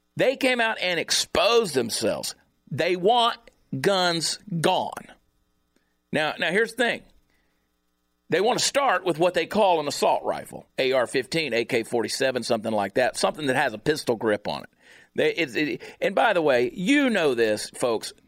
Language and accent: English; the South, United States; I grew up in the South